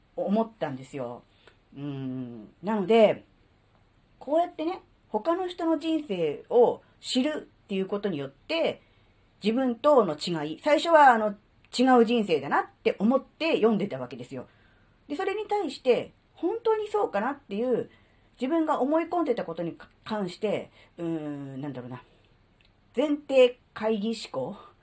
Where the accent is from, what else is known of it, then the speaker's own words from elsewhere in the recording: Kanto, Japan; moved away as an adult; now in Tohoku, Japan; 関東生まれ、関東育ちの関東人です